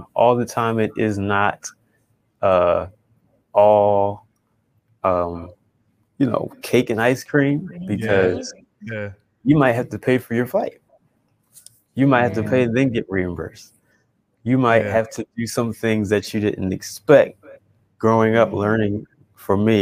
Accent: Philadelphia, Pennsylvania, United States; I grew up in church in Philadelphia, PA

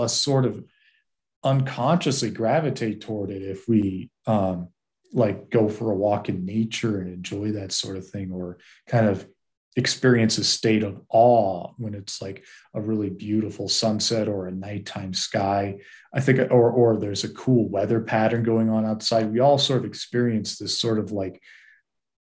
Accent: Massachusetts, United States; I grew up in Massachusetts and in the 80s and 90s.

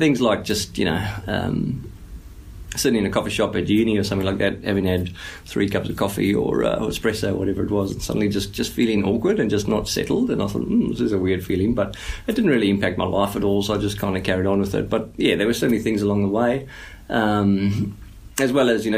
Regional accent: South Africa; moved away; as a South African

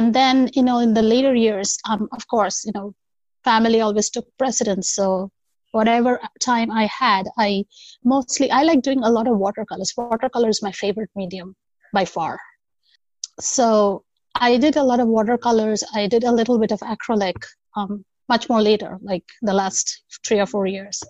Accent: Kolkata, West Bengal, India; now in United States; So I come originally from India, Calcutta, to be precise. It's called Kolkata now. I'm currently in the United States.

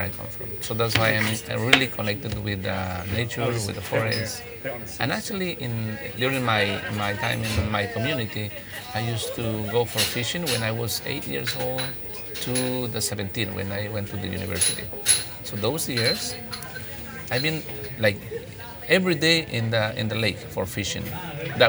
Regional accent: Limoncocha, Sucumbíos, Ecuador; first language Kichwa; English is a second language; I'm from the Ecuadorian Amazon. The place is called Limoncocha. It's the rainforest. It is 200 meters up to sea level. And it's the rainforest. It's humid, rains always. And yeah, I'm born in the jungle

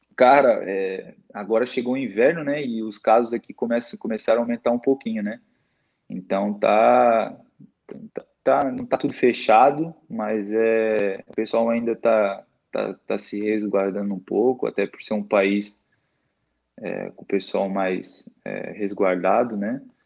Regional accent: Itajaí, Santa Catarina, Brazil; also born or lived in Santo Antônio da Platina, Paraná; Eu sou natural de lá, mas desde, o, desde, desde que eu nasci, depois, eu só, só nasci lá mesmo, depois eu fui para Santa Catarina, né? Itajaí, é onde eu moro atualmente

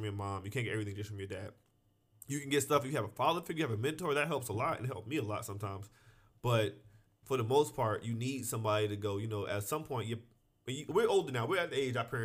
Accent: New Jersey, United States; I grew up in New Jersey, where there's not a lot of people.

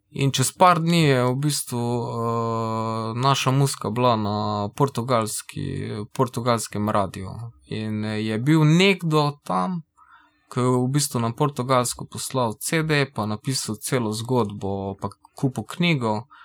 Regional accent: Velenje, Savinja, Slovenia; mi smo iz Velenja, pa imamo tisto neko svojo savinsko sceno

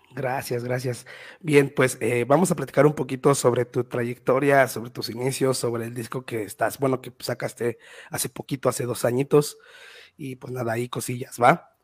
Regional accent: Mexico; also born or lived in Mexico City; yo soy de un municipio cerca de Ciudad de México

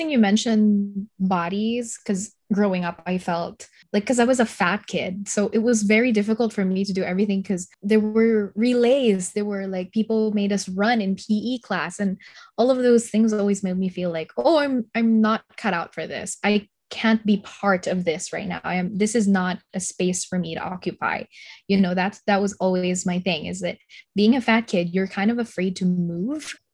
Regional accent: Philippines; because I, as a Filipino, that's that's who we are.

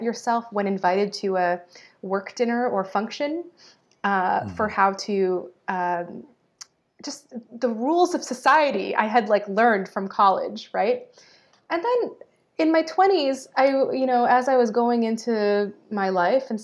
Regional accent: United States; my experience as a Filipino Egyptian American in America

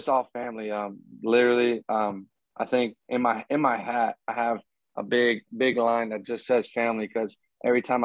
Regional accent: Florida, United States; moved away; my hometown, Florida

